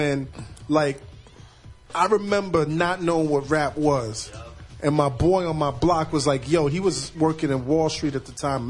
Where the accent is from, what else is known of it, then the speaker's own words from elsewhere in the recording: New York City, New York, United States; I'm from Lincoln Place between Albany and Troy, right behind the Albany Projects, man.